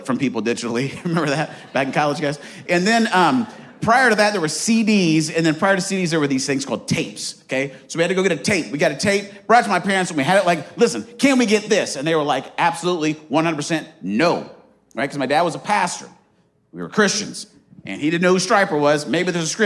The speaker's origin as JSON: {"language": "English", "region": "Arizona", "country": "United States", "tie": "born or raised there", "also_born_or_lived": "Marion, Indiana", "moved": "yes", "said": "I grew up in Arizona, loved Arizona, still love Arizona."}